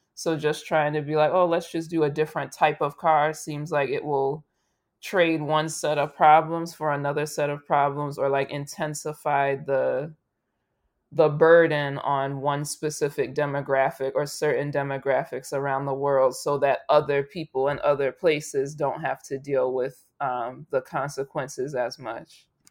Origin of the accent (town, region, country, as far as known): United States